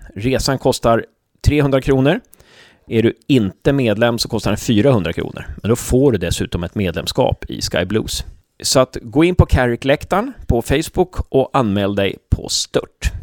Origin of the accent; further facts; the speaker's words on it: Uppsala, Uppsala County, Sweden; now in Gävle, Sweden; Jag är från Uppsala, men jag flyttade hit på 90-talet